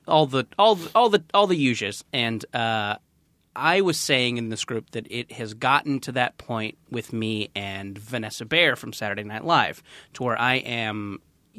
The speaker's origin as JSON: {"language": "English", "town": "Mission Viejo", "region": "California", "country": "United States", "tie": "born or raised there", "said": "I grew up in Orange County"}